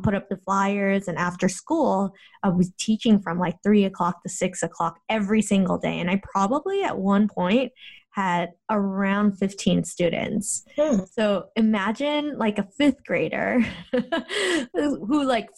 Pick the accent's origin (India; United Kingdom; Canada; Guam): Guam; also born or lived in Korea; I was born in Korea, but then we moved to Guam, which is this beautiful tropical island